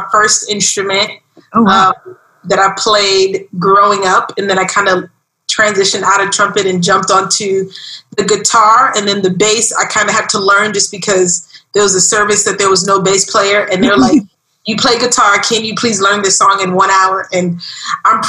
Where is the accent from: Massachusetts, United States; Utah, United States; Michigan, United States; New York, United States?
New York, United States; New York City; now in Miami, United States; I grew up in Brooklyn, New York, and that was a beautiful experience, I think. I love being from Brooklyn.